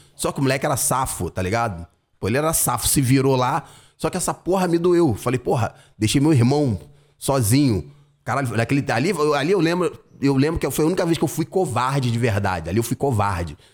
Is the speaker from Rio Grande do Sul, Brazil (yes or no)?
no; Rio de Janeiro, Brazil; Eu sou de Campo Grande, raiz, lugar que eu amo pra caramba.